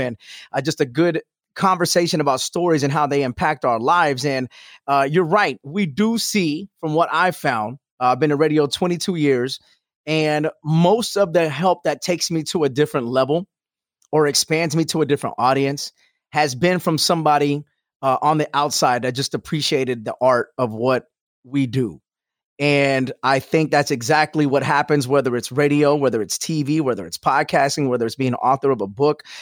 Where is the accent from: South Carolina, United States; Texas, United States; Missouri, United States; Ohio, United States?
Texas, United States; Houston; moved away as an adult; also born or lived in Albuquerque; Houston, that's my hometown